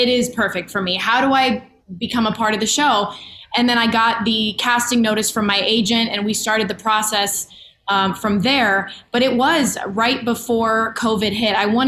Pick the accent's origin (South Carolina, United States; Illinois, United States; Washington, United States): Illinois, United States; Chicago; now in Los Angeles, United States; I am from Chicago, my hometown